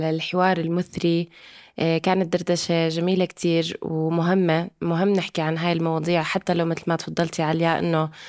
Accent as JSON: {"language": "Arabic", "country": "Syria", "said": "حجم خساراتنا كسوريين وسوريات هائل المشاركة السياسية بسوريا معدومة"}